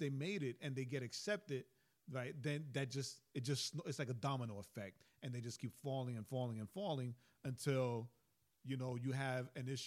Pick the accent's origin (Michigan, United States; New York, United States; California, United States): New York, United States; We're from New York.